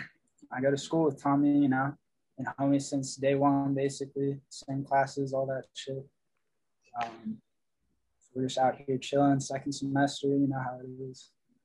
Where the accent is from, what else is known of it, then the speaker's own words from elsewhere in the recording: Pennsylvania, United States; I'm from PA. I've been in PA all my life, so a little bit further south than here.